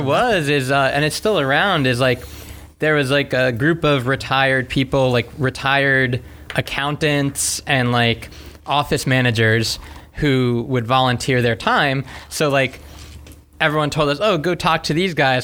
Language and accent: English; South Florida, United States; also born or lived in Gainesville, Florida; I grew up in South Florida and I came to Gainesville for for an engineering degree at UF